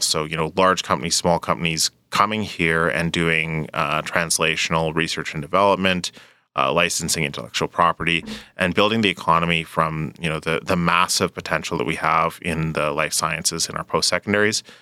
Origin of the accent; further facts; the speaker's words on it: Edmonton, Alberta, Canada; moved away; also born or lived in British Columbia; I grew up in Edmonton. I, I actually, it was a return home